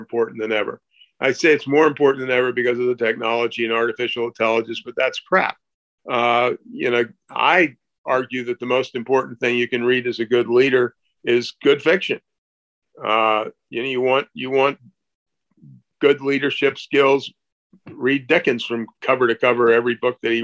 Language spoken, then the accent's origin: English; Maryland, United States; I grew up in Maryland